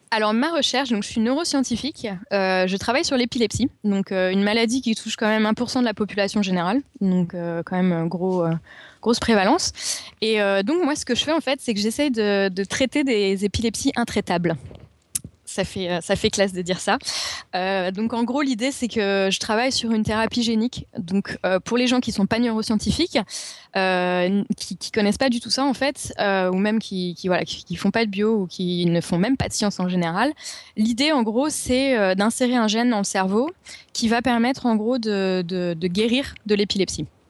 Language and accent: French; Paris, Île-de-France, France; now in London, United Kingdom; je suis parisienne